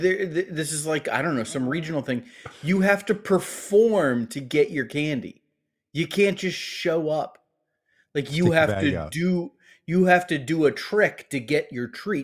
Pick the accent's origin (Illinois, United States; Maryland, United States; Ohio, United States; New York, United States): Ohio, United States; I grew up in Ohio.